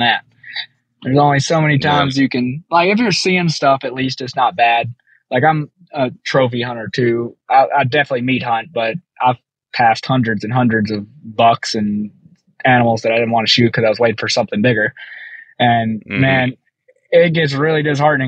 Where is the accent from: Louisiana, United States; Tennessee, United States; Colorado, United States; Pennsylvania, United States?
Tennessee, United States; Southern; moved away; I'm from Tennessee. So I was from Southern Tennessee.